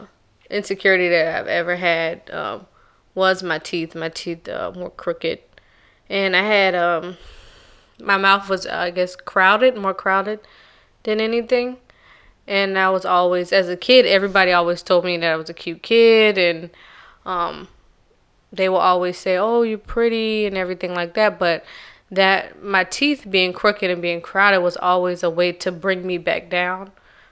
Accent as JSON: {"language": "English", "town": "Charleston", "region": "South Carolina", "country": "United States", "said": "Oh, I'm from Charleston, South Carolina. And Charleston, South Carolina is a little different because it's not like a regular South Carolina accent"}